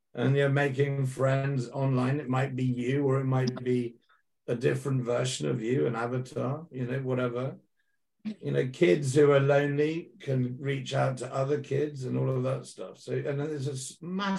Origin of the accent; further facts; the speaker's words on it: United Kingdom; I'm a British guy.